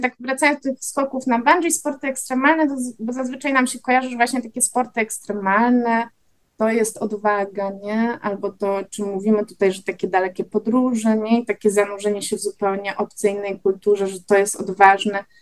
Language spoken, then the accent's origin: Polish; Wrocław, Lower Silesian Voivodeship, Poland; obie jesteśmy z Wrocławia